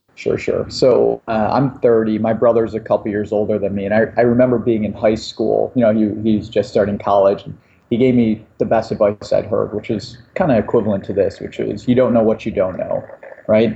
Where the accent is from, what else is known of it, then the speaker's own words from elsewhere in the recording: Cleveland, Ohio, United States; I grew up in Cleveland, Ohio